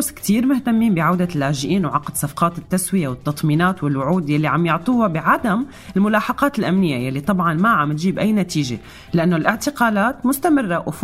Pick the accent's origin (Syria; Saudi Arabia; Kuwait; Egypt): Syria